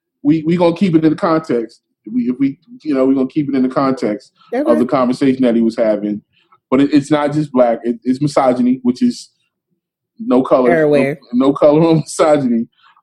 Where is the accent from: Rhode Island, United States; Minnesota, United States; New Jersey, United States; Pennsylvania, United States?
Pennsylvania, United States; Philadelphia; I grew up in Philly.